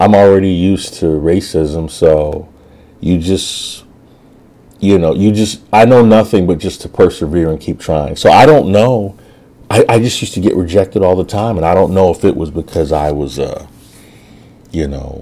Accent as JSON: {"language": "English", "town": "Chicago", "region": "Illinois", "country": "United States", "also_born_or_lived": "New York City", "moved": "as an adult", "said": "I'm already from Chicago, so I'm a city guy by nature."}